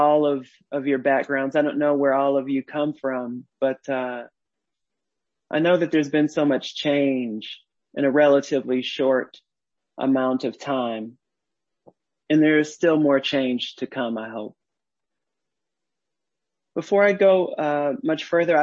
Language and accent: English; Detroit, Michigan, United States; I was born in Detroit and raised on the West Side.